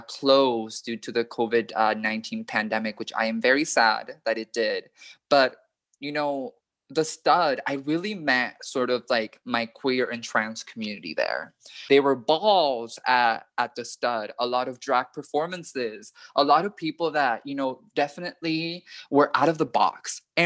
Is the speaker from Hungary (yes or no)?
no; Panama; now in United States; When I was growing up in Panama, I was still very much surrounded by that hyper-masculinity, that hyper-heterosexuality.